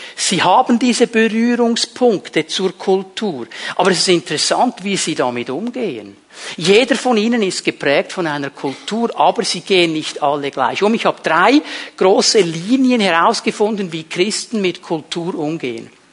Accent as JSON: {"language": "German", "country": "Switzerland", "said": "Bei uns in der Schweiz"}